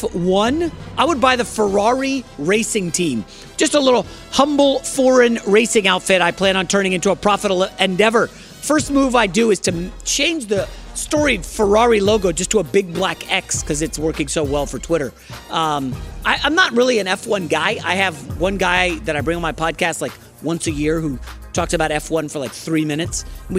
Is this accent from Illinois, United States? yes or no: no; New York, United States; I was born in New York